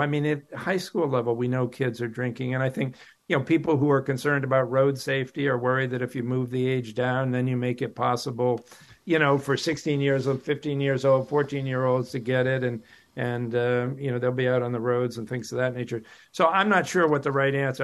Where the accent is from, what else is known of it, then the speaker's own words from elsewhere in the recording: Western Massachusetts, United States; I grew up in Western Mass